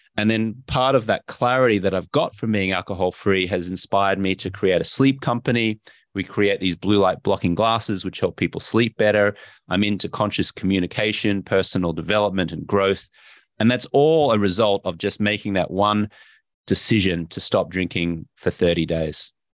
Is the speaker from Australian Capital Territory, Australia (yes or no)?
no; Brisbane, Queensland, Australia; moved away as an adult; also born or lived in Austin, Texas; I grew up in Brisbane, Australia